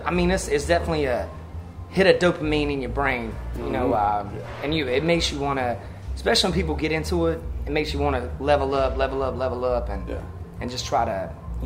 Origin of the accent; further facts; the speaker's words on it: Zebulon, North Carolina, United States; I'm from Zebulon, North Carolina.